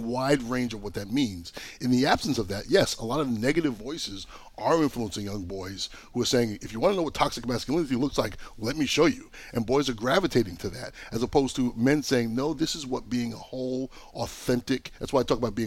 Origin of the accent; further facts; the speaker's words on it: Long Island, New York, United States; I'm from Long Island. My grandfather was Jamaican. I'm Jamaican, Chinese, and English. I got this really very diverse background